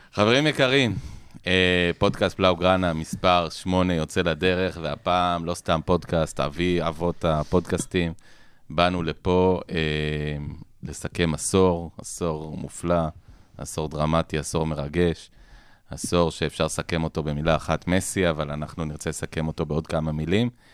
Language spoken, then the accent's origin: Hebrew; Israel; כילד שגדל בשנות ה-80 בישראל